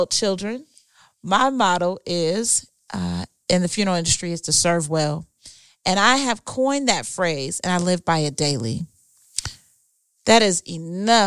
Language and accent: English; Huntsburg, Ohio, United States; also born or lived in Columbus, Ohio; I am from Huntsburg, Ohio